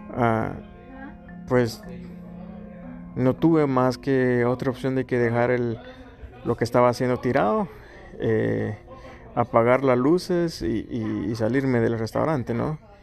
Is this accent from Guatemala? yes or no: yes; Chiquimula, Guatemala; moved away; mi país natal, Guatemala, a mi ciudad, Chiquimula